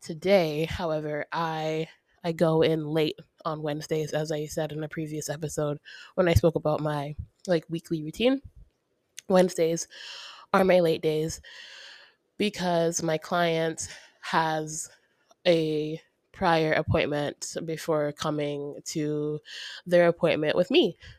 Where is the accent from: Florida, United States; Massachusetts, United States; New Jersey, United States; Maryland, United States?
Florida, United States; Ocala; also born or lived in New Mexico; now in Florida, United States; I'm from Ocala